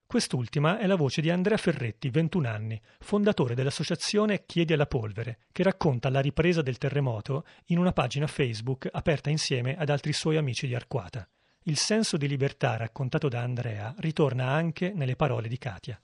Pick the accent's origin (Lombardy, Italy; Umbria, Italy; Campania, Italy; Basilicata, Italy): Umbria, Italy; Foligno; moved away; also born or lived in Siena; Quando torno a casa, a Foligno, o quando attraverso le vie di Siena dove ho studiato